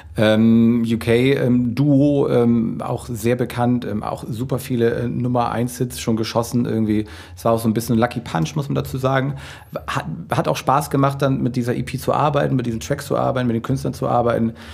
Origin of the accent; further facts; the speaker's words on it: Hamburg, Germany; wir kommen aus Hamburg, wir wohnen, leben und äh, walten hier in Deutschland